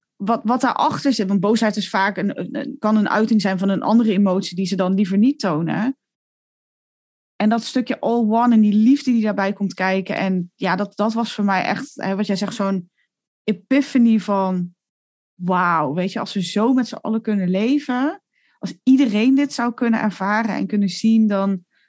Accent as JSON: {"language": "Dutch", "country": "Netherlands", "also_born_or_lived": "Italy", "moved": "yes", "said": "als Nederlander"}